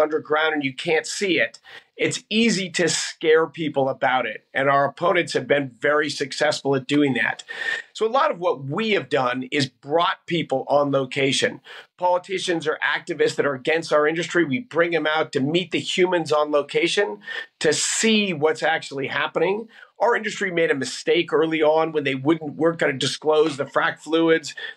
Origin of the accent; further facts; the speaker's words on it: Denver, Colorado, United States; I grew up here in Denver, Colorado